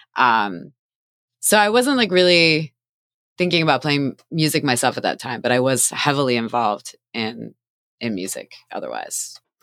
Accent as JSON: {"language": "English", "town": "Doylestown", "region": "Pennsylvania", "country": "United States", "tie": "born or raised there", "moved": "yes", "lives_now": "Philadelphia, United States", "said": "I grew up in Doylestown, Pennsylvania."}